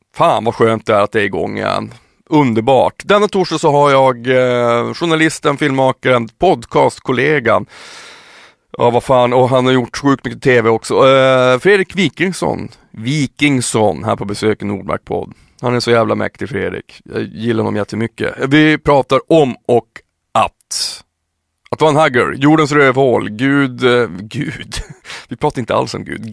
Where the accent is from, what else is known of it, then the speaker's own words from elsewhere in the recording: Piteå, Norrbotten County, Sweden; Jag är uppväxt i Piteå